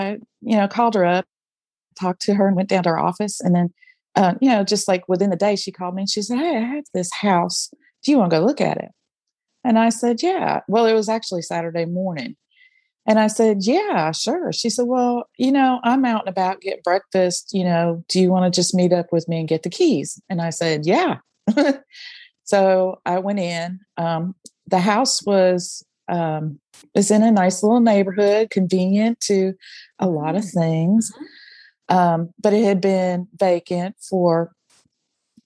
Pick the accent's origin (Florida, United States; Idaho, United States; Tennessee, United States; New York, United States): Tennessee, United States; Jackson; I'm from Jackson, Tennessee